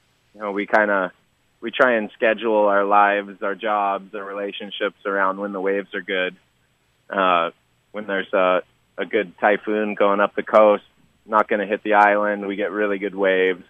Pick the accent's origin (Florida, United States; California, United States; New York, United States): California, United States; growing up in California